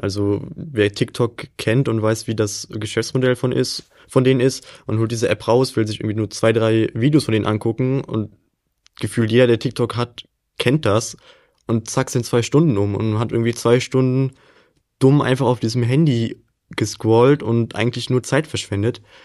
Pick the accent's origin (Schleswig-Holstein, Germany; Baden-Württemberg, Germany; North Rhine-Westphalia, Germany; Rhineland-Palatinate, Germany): North Rhine-Westphalia, Germany; Willich; moved away as an adult; now in Duisburg, Germany; Also ich komme ja aus Willig, das liegt ja sehr nah bei Duisburg. Das ist praktisch in diesem Dreieck Düsseldorf, Krefeld, Mönchengladbach in der Mitte so ziemlich genau.